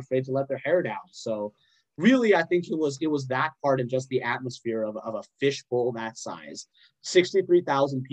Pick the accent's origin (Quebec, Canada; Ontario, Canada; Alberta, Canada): Alberta, Canada; Calgary; I'm not actually from Wisconsin. I'm from Calgary